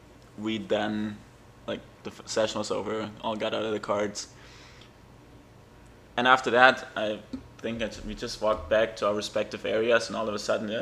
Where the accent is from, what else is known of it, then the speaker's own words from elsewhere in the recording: Germany; I'm German.